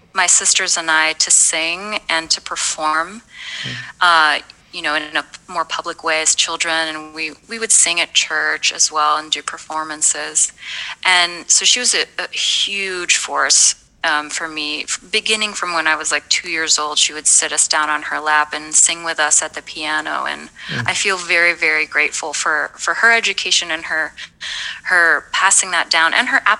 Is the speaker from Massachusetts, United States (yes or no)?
no; Louisville, Kentucky, United States; also born or lived in Rio de Janeiro, Brazil; I grew up in Louisville